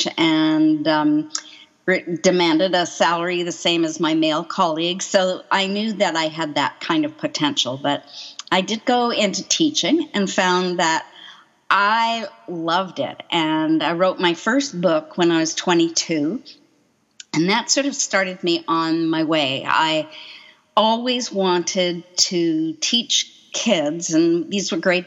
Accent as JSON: {"language": "English", "town": "Coquitlam", "region": "British Columbia", "country": "Canada", "tie": "born or raised there", "also_born_or_lived": "Quebec / North Vancouver", "said": "I was born in Quebec, just south of Montreal, and moved out here and grew up in Coquitlam and then spent most of my adult life in North Vancouver"}